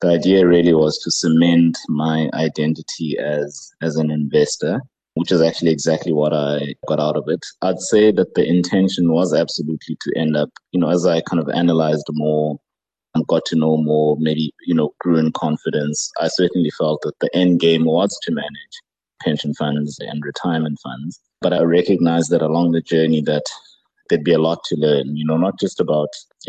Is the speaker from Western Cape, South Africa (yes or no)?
no; Mthatha, Eastern Cape, South Africa; I grew up in Mthatha in the Eastern Cape.